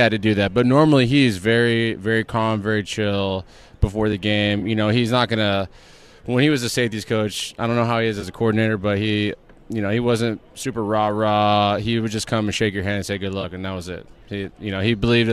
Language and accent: English; San Antonio, Texas, United States; I grew up in San Antonio